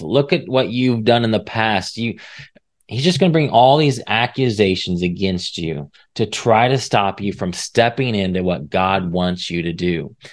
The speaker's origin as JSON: {"language": "English", "region": "Indiana", "country": "United States", "moved": "as an adult", "lives_now": "Texas, United States", "said": "I was from Indiana"}